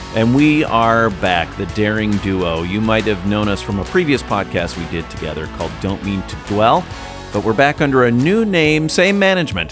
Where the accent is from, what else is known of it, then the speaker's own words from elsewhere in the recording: United States; I'm an American